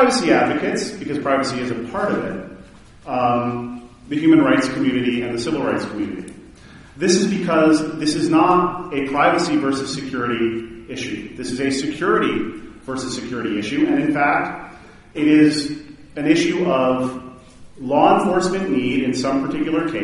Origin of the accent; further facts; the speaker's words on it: Baton Rouge, Louisiana, United States; my hometown in Baton Rouge